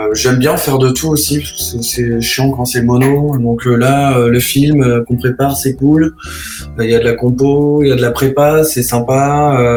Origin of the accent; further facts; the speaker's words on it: Troyes, Grand Est, France; je suis né à Troyes et j'ai grandi à Troyes